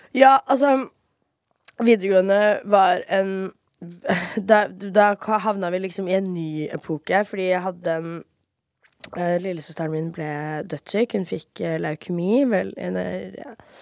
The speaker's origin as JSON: {"language": "Norwegian", "town": "Fredrikstad", "region": "Østfold", "country": "Norway", "tie": "born or raised there", "also_born_or_lived": "Miami, Florida, United States / Moss, Norway", "moved": "as an adult", "lives_now": "Oslo, Norway", "said": "der bodde jeg fra 4.-5. klasse til videregående"}